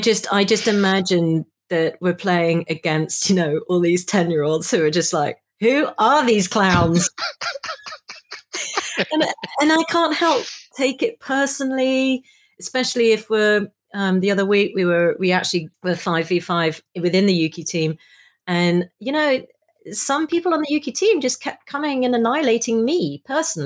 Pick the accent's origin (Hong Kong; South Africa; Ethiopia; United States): Hong Kong; now in United Kingdom; I grew up in Hong Kong in the 70s.